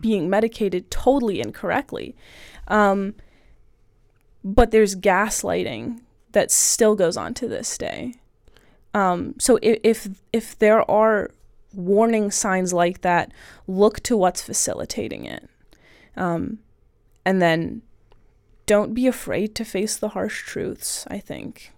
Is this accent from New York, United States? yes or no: no; Southern Ohio, United States; I'm from Southern Ohio